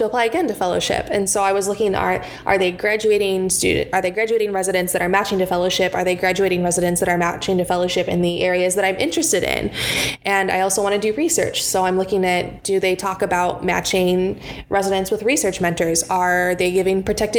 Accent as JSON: {"language": "English", "town": "Los Angeles", "region": "California", "country": "United States", "moved": "yes", "lives_now": "Michigan, United States", "said": "I'm from the Los Angeles area"}